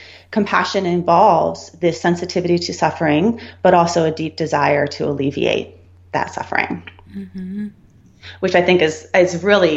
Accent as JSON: {"language": "English", "town": "Santa Barbara", "region": "California", "country": "United States", "tie": "born or raised there", "also_born_or_lived": "Colorado", "said": "I grew up in Santa Barbara"}